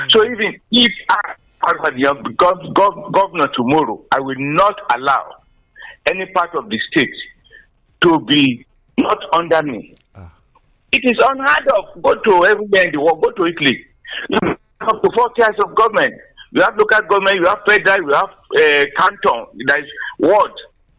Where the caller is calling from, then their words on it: Ijako, Ogun State, Nigeria; I'm calling from Ijako, Songo here.